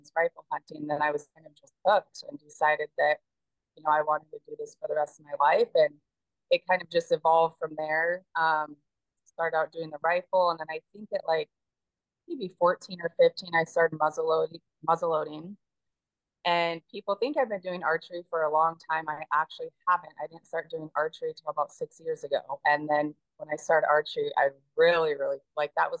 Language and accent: English; Washington, United States; I started hunting when I was 11 years old, and I'm from Washington State. So I started hunting blacktail deer and Roosevelt elk in Washington with my dad